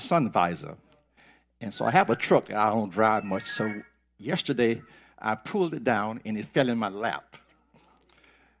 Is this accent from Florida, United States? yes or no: no; North Carolina, United States; moved away as an adult; now in Jonesboro, United States; I'm from North Carolina. And I bought a home here 3 years ago in Jonesboro.